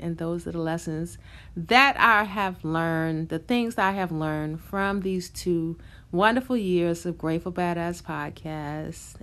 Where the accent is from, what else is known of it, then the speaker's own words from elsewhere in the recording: New York, United States; I'm from New York